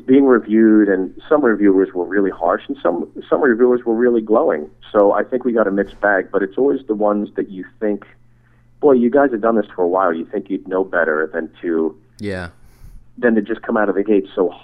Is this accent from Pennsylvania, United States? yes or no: yes; Pittsburgh, Pennsylvania, United States; moved away; Pittsburgh's always been my hometown